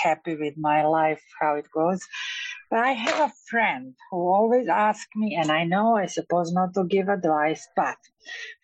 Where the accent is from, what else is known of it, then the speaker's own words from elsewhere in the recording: Serbia; now in Boca Raton, United States; I live in Boca Raton, but I'm from Serbia.